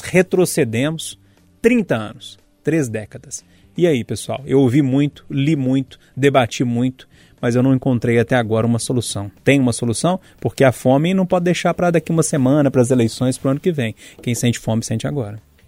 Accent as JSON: {"language": "Portuguese", "country": "Brazil", "tie": "born or raised there", "said": "de brasileiros como nós, como a Alan, com a Bárbara, o Loli, a Fernanda, Pessoas como nós, que nascemos aqui no Brasil"}